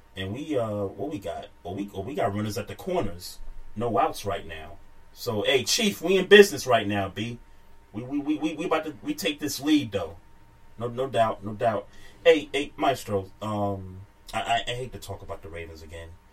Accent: New York, United States; when I grew up in New York

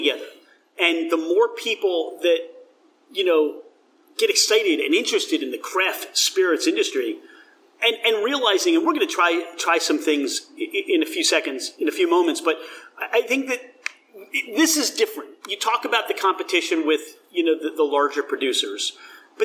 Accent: New Jersey, United States; I grew up in South Jersey

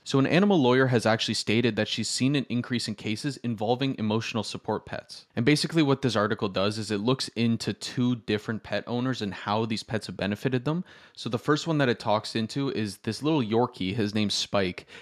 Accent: Toronto, Ontario, Canada; I, I'm from Toronto

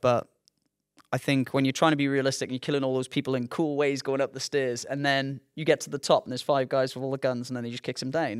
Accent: Newport, Wales, United Kingdom; growing up in Newport

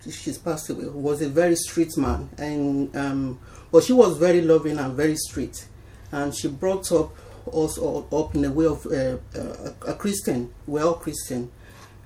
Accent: Ekiti, Nigeria; moved away as an adult; now in Essex, United Kingdom; I was born in Nigeria, in Ekiti State, Nigeria

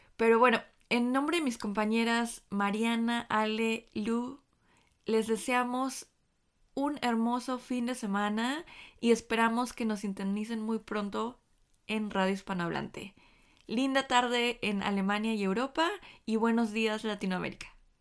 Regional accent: Chile; now in Stuttgart, Germany; soy parte de la Red Feminista de Chilenes Migrantes

